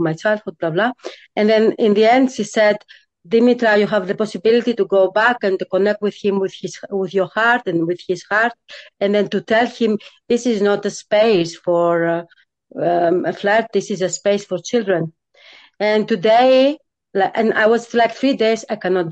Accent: Greece; I'm coming from Greece. Super patriarchal country.

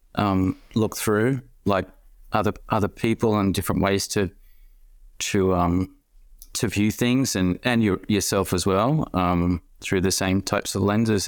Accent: Sydney, New South Wales, Australia; moved away as an adult; now in Melbourne, Australia; I was born in Sydney and, um, moved

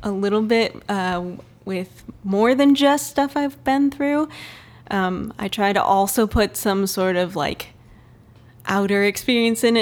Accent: Canton, Michigan, United States; moved away as an adult; also born or lived in Grand Rapids, Michigan; So I grew up in Canton, Michigan.

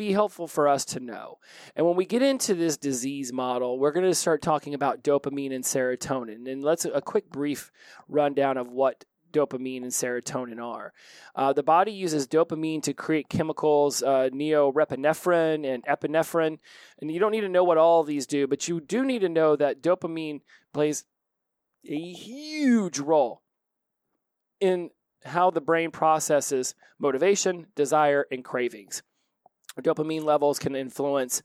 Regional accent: Oklahoma, United States; I was born in Oklahoma

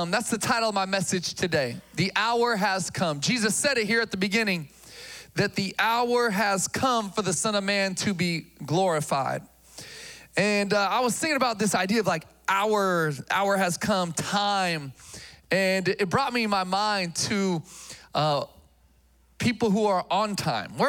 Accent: Philippines; Uh, I'm Filipino.

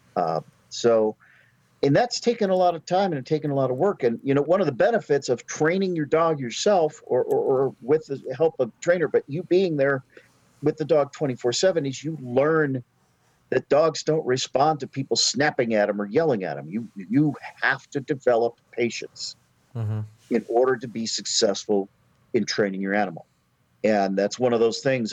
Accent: Alaska, United States; moved away as an adult; also born or lived in Oregon / Florida / Washington / Colorado; now in North Carolina, United States; I grew up in Alaska, went to college in Oregon, went back to Alaska, joined the Navy

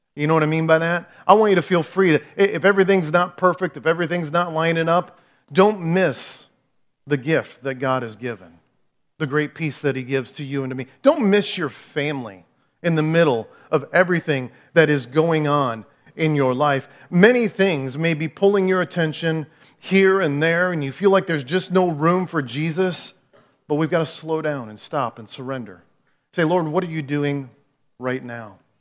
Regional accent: Clinton, United States; also born or lived in Dallas, Texas; I've never lived anywhere else. I grew up in Clinton

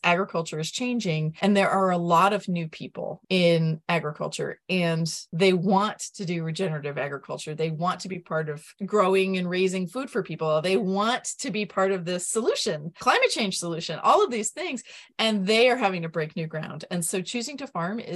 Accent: Vermont, United States; I'm from Vermont

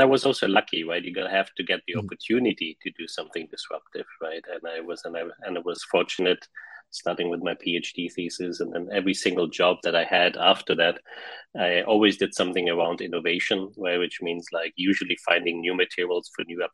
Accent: Germany; moved away as an adult; also born or lived in Pilsen, Czech Republic; now in Silicon Valley, United States; I grew up in Germany, born in Czech Republic, grew up in Germany, spent there about like 25, 26 years

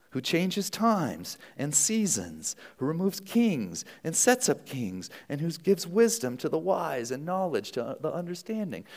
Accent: United States; as American citizens

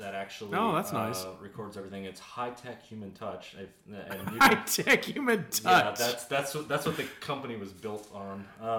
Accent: the South, United States; I mean, I'm from the South.

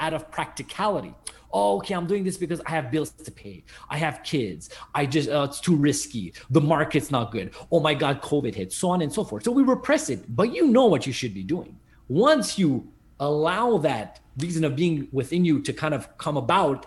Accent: Montreal, Quebec, Canada; I'm from Montreal, Canada

